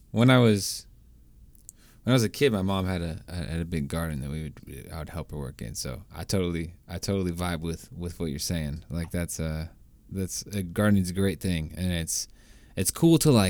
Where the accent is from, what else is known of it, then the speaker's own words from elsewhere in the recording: Washington, United States; now in California, United States; I moved from from Washington a while ago